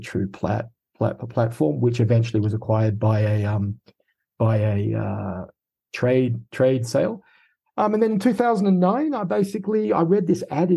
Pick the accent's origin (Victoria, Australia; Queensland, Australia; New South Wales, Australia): New South Wales, Australia; Sydney; accent: Australian; moved away as an adult; also born or lived in United Kingdom; I have an Australian accent. And so I was born in Sydney, high school in Sydney, and did my first two university degrees